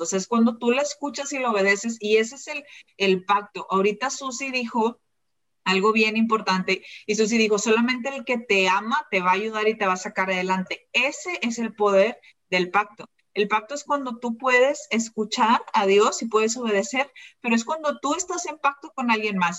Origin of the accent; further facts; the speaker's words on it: Mexico; moved away as an adult; now in Malaysia; yo soy mexicana, me vine a vivir a Malasia